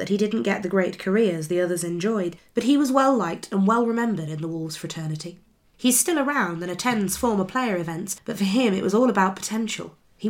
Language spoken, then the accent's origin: English; Bucheon, Gyeonggi Province, South Korea; also born or lived in Pohang; now in England; since Bucheon is my hometown, I often went to watch their matches. I then lived in Pohang from secondary school, so I would go and watch Pohang games every week.